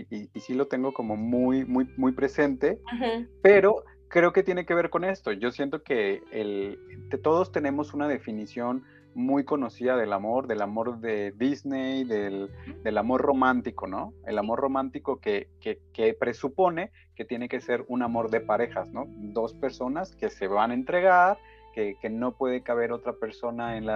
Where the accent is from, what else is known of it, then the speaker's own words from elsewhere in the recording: Michoacán, Mexico; No, somos michoacanos, afortunadamente.